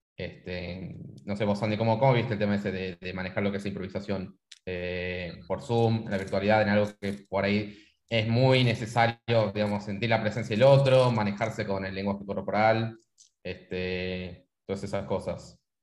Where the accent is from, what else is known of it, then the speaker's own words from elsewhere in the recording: San Miguel de Tucumán, Tucumán, Argentina; moved away as an adult; now in Buenos Aires, Argentina; Yo en caso soy de Argentina, eh, de Tucumán. Este, nacido en Tucumán, qué sé yo, estoy viviendo en Buenos Aires hace 10 años